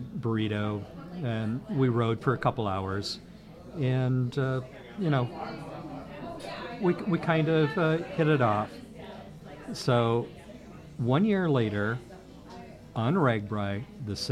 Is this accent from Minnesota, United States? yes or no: yes; Austin, Minnesota, United States; My hometown growing up is Austin, Minnesota.